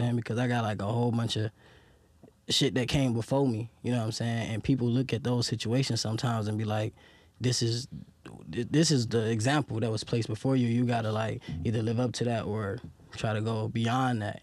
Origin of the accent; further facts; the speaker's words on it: Detroit, Michigan, United States; growing up in Detroit